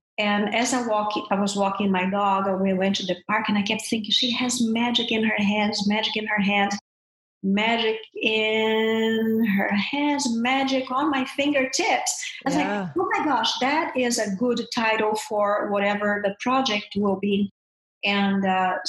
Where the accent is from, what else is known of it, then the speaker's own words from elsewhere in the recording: Brazil; moved away as an adult; now in United States; I'm from Brazil